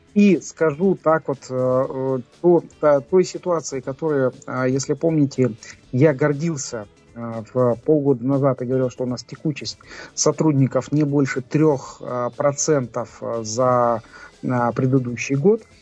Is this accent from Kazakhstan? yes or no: yes; Kazakhstan; мы из Казахстана